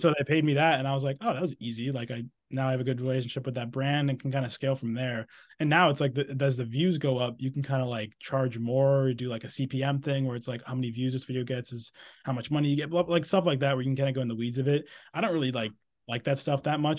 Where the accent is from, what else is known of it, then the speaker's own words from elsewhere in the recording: Exeter, New Hampshire, United States; moved away; I'm from New Hampshire, from a town called Exeter, New Hampshire. I'm actually here right now, like I said, visiting family